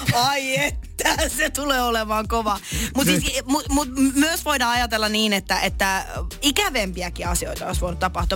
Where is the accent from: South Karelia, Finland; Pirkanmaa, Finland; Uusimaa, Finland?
South Karelia, Finland; Lappeenranta; moved away; mä oon siis Lappeenrannasta kotoisin